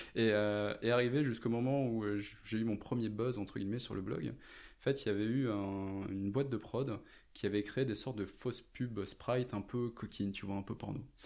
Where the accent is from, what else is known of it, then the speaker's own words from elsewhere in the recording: Lens, Hauts-de-France, France; also born or lived in Lille; je suis né dans le Nord, je suis né à Lens. Euh, j'ai fait mes études à Lille